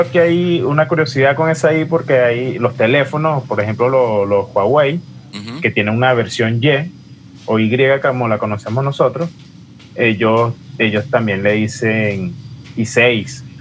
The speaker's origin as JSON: {"language": "Spanish", "region": "Yaracuy", "country": "Venezuela", "moved": "yes", "said": "Nosotros que venimos de Yaracuy o de Iaracuy."}